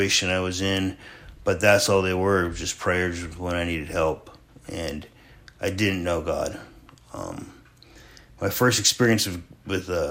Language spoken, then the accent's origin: English; Sterling, Alaska, United States; born or raised there; also born or lived in Homer, Alaska